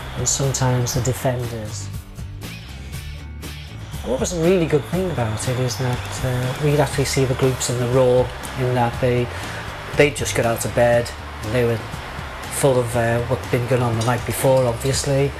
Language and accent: English; Bootle, North West England, United Kingdom; now in Waterloo, United Kingdom; I was born and bred in Bootle, but I now live in Waterloo